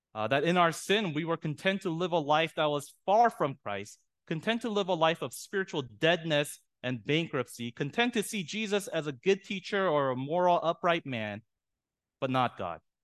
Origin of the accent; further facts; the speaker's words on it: San Diego, California, United States; I'm from San Diego